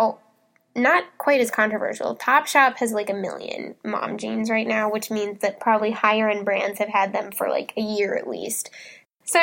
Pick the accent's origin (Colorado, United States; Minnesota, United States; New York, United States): Minnesota, United States; I'm from Minnesota.